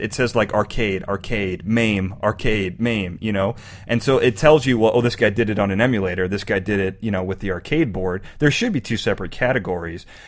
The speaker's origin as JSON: {"language": "English", "town": "Chicago", "region": "Illinois", "country": "United States", "also_born_or_lived": "Boston", "said": "I'm from Chicago."}